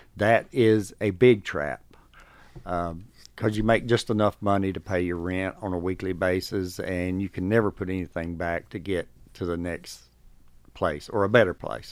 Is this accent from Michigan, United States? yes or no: no; North Carolina, United States; moved away as an adult; now in Georgia, United States; I'm from North Carolina